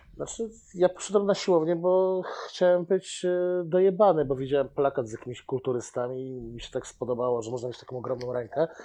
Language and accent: Polish; Bełchatów, Łódź Voivodeship, Poland; moved away as an adult; now in Łódź, Poland; jestem z Bełchatowa. Aha. Ale do Łodzi przyjechałem na studia i no, Teraz już mieszkam prawie tyle samo w Łodzi, co w Bełchatowie.